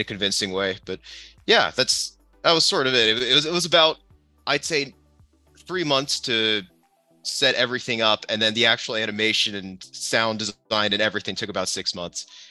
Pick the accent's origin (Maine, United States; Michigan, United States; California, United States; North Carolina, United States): California, United States; San Diego; also born or lived in Los Angeles; I grew up in San Diego for most of my life